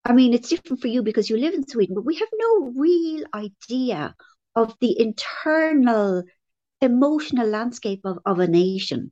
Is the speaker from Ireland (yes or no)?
yes; Ireland; growing up in Ireland